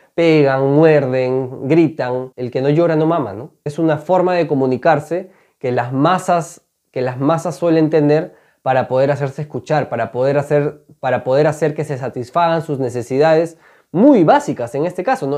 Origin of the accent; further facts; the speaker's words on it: Peru; Seguramente estamos orgullosos muchas veces de haber nacido en este país